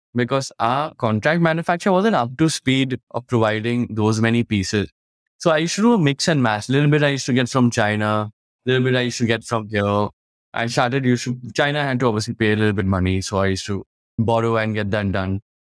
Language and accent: English; Kolkata, West Bengal, India; I was from Calcutta, we had a main warehouse there